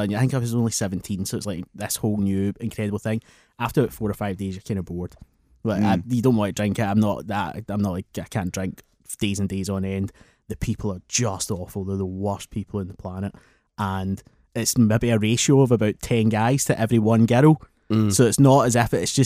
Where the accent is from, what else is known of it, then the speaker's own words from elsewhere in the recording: Scotland, United Kingdom; when I get back to Scotland